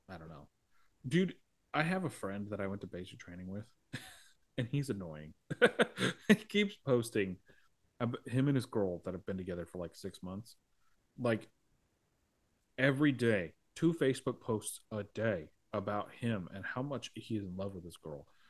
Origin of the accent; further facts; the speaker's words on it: United States; I'm an American